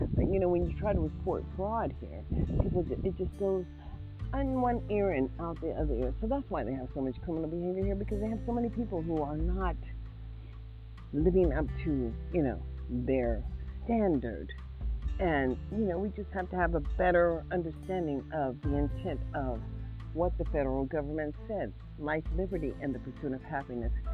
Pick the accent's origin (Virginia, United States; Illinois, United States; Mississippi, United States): Mississippi, United States; now in Nevada, United States; I am African American, born in Mississippi